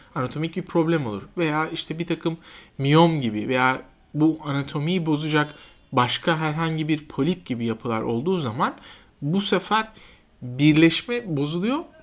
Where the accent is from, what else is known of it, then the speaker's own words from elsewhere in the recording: Kayseri Province, Turkey; moved away as an adult; also born or lived in Ankara / Siirt; now in Istanbul, Turkey; Ben 78 e, yılında Kayseri doğumluyum. E, ilk orta ve lise eğitimimi e, Kayseri'de yaptım.